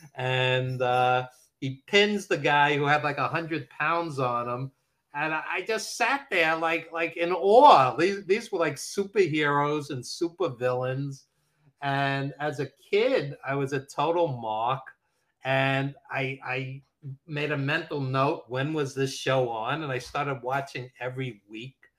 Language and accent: English; New York City, New York, United States; accent: New York; i am a lifelong new yorker as you can hear from my accent uh, brooklyn born